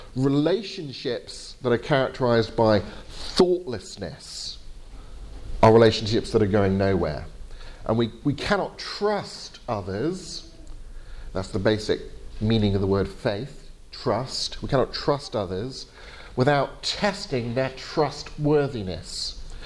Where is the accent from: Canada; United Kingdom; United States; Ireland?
United Kingdom; England; my fault for being English